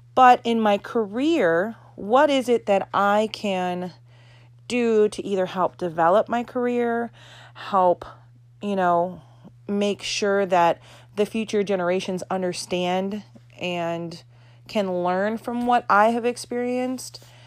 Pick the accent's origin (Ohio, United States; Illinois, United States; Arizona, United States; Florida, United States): Florida, United States; I am from Florida.